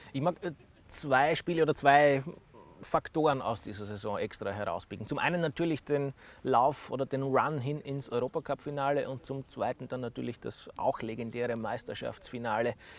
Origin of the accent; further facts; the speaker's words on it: Deutschkreuz, Burgenland, Austria; Sie haben gegen meinen Heimatort gespielt.